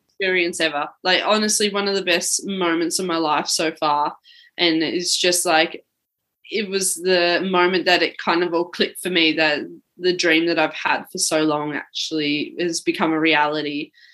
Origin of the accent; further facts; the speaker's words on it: Mount Evelyn, Victoria, Australia; moved away; I grew up actually in the Yarra Valley in uh, Melbourne, Victoria, and from a small town called Mount Evelyn